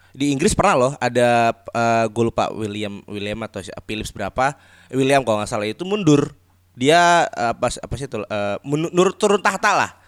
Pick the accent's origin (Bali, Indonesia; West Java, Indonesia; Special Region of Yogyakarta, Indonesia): Special Region of Yogyakarta, Indonesia; kita kan juga orang Jogja